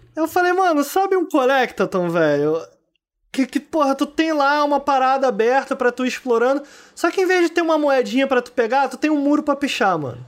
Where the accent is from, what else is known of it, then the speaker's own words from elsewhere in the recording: Brazil; moved away; lá de Campo Grande, de onde eu vim